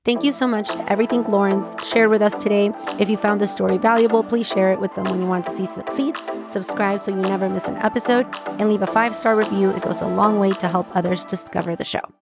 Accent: Mexico; I'm from Mexico

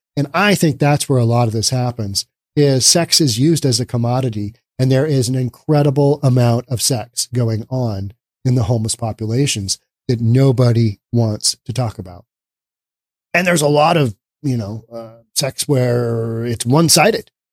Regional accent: Seattle, Washington, United States; My hometown of Seattle

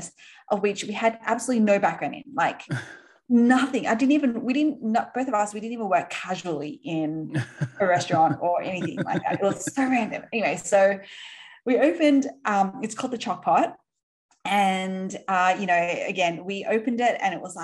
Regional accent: Sydney, New South Wales, Australia; accent: Aussie; you might be able to tell by my accent. I am Aussie. So we grew up in Sydney

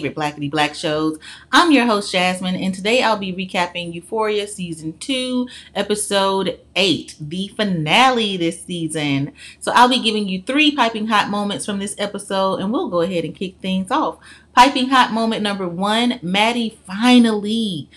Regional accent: Birmingham, Alabama, United States; I'm from Birmingham, Alabama

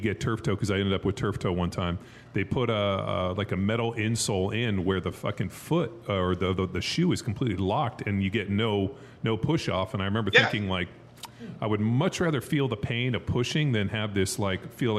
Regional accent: Southern California, United States; growing up in Southern California.

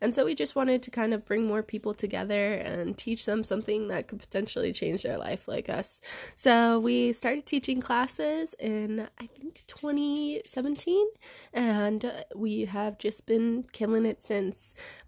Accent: Reno, Nevada, United States; I am 21. I'm from Reno, Nevada, basically born and raised here.

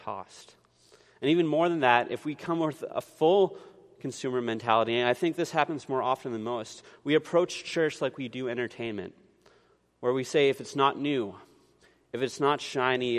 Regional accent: Canada; we're Canadian, like we're really polite

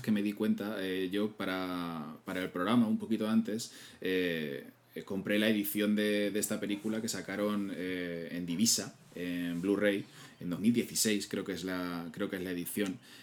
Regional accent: Castilla-La Mancha, Spain; como tú y como yo, que somos manchegos, esos pueblos es que es, nuestra niñez

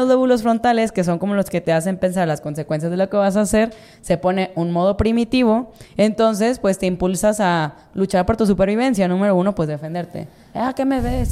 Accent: Mazatlán, Sinaloa, Mexico; Yo soy de Mazatlán

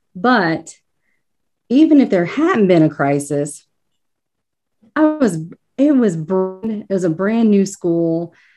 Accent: northern Kentucky, United States; moved away as an adult; now in Cincinnati, United States; I'm actually from northern Kentucky, born and raised, but the river is only the divide

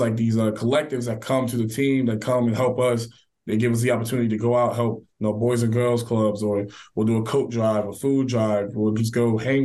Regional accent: Dayton, Ohio, United States; I grew up in Dayton, Ohio for a large part of my childhood.

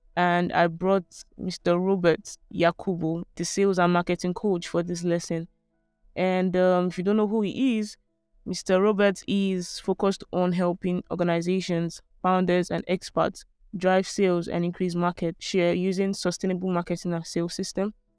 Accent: Port Harcourt, Rivers State, Nigeria; I grew up in Port Harcourt

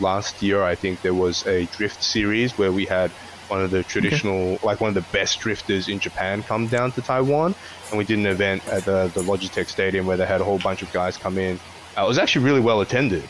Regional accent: Australia; now in Hong Kong; I grew up in Australia and also here in Hong Kong at the moment

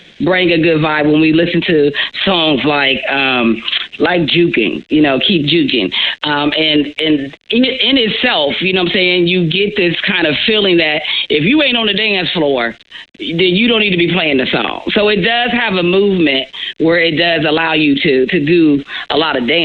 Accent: Midwest, United States; again, I am from the Midwest.

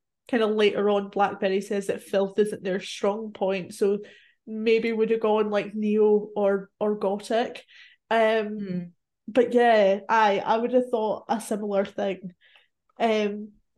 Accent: Scotland, United Kingdom; I'm Scottish

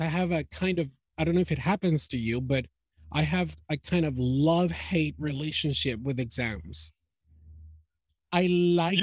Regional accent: Maracaibo, Zulia, Venezuela; moved away; also born or lived in United States; in Maracaibo

